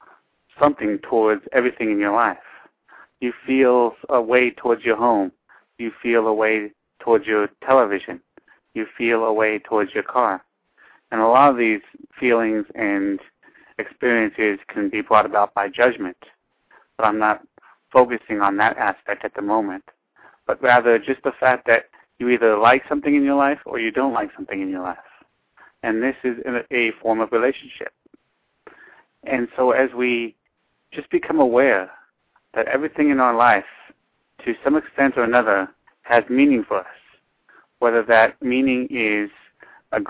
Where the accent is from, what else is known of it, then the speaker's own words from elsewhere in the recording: Los Angeles, California, United States; now in San Bernardino County, United States; I live in San Bernardino County, but I was born in Los Angeles.